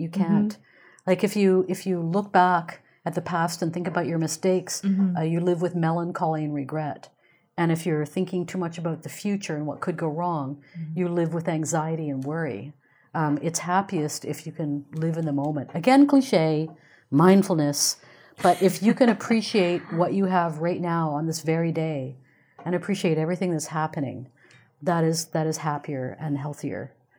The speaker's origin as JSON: {"language": "English", "region": "England", "country": "United Kingdom", "tie": "born there", "said": "Now, I was born in England. All of my father's family is still there."}